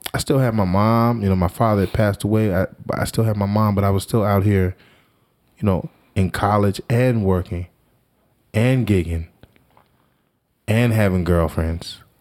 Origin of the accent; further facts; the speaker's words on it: Washington, District of Columbia, United States; now in New Jersey, United States; I'm from Washington, D C